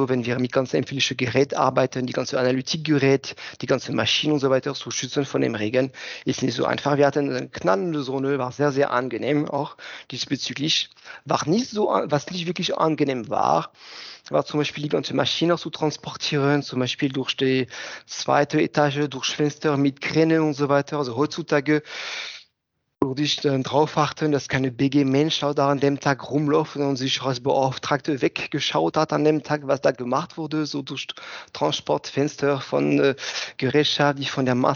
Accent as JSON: {"language": "German", "town": "Kitzingen", "region": "Bavaria", "country": "Germany", "said": "Nein, nein, ich komme nicht aus Würzburg, ich komme aus Kitzingen. Das ist ein Dorf in der Nähe von Würzburg."}